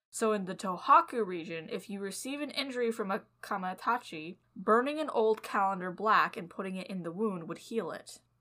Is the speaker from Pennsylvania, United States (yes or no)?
no; California, United States; born or raised there; moved away